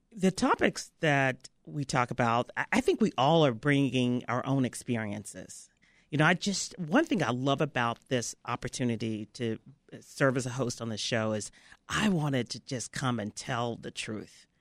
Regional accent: Memphis, Tennessee, United States; moved away; I was raised in Memphis, Tennessee, and, uh, you know, down south.

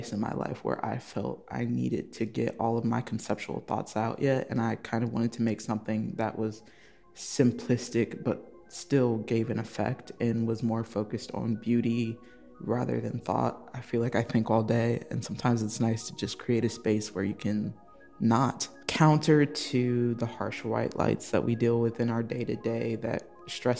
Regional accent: South Bend, Indiana, United States; also born or lived in Austin, Texas; now in Chicago, United States; I'm originally from South Bend, Indiana

